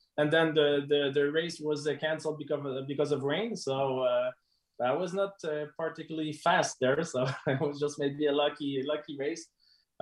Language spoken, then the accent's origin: English; Canada; we're Canadian